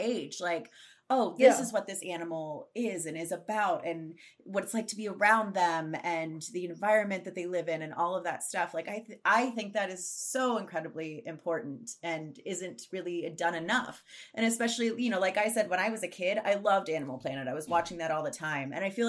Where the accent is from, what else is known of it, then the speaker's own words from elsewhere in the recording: United States; especially as American people specifically